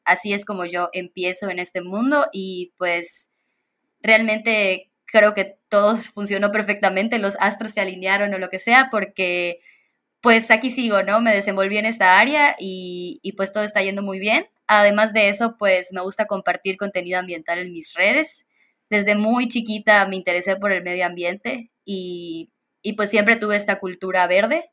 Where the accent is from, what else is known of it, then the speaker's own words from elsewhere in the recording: Campeche, Mexico; now in Mérida, Mexico; realmente yo soy de Campeche